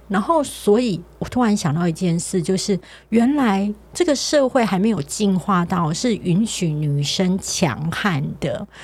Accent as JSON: {"language": "Chinese", "region": "southern Taiwan", "country": "Taiwan", "accent": "Taiwanese Mandarin", "said": "因为我是南部人，他就说我台湾国语很严重"}